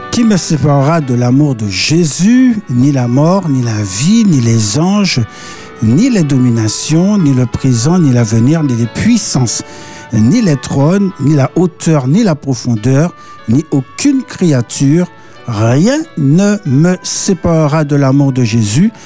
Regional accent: Martinique; also born or lived in Paris, France; aujourd'hui il, pleut, à la Martinique

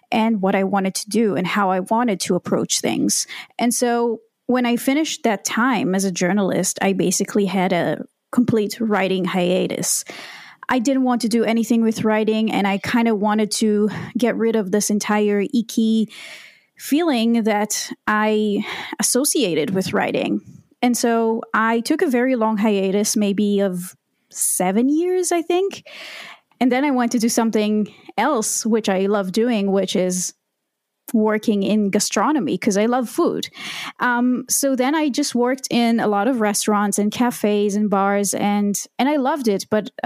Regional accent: Israel; I was born and raised in Israel

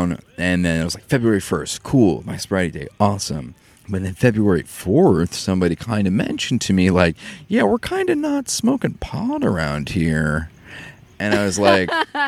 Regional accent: Maine, United States; I come from Maine, where there's rich drinking culture, and it's like part of my heritage

